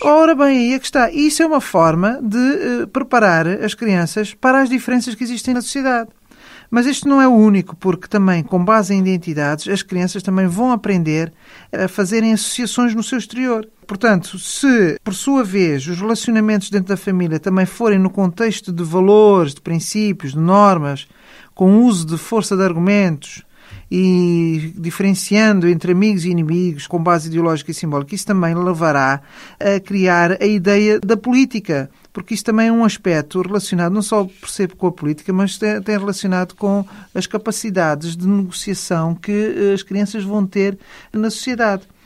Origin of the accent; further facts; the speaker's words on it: Portugal; todos nós somos portugueses